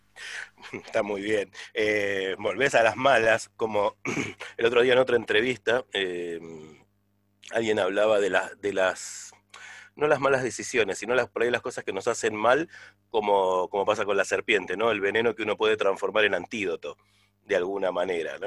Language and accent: Spanish; La Plata, Buenos Aires Province, Argentina; also born or lived in Villa Ballester; yo tengo eso de, ser de Villa Ballester, pero platense porque vivo es muy chico en La Plata, pero nací en Villa Ballester